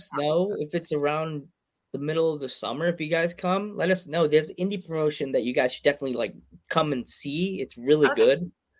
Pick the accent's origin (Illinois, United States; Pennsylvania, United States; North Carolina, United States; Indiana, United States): Pennsylvania, United States; Yeah. I'm from Pennsylvania.